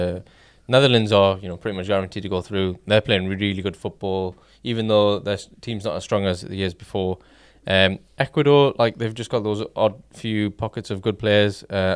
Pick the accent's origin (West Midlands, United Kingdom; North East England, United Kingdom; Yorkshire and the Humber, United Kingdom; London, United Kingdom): North East England, United Kingdom; South Shields; born there; I was born in South Shields as well, actually.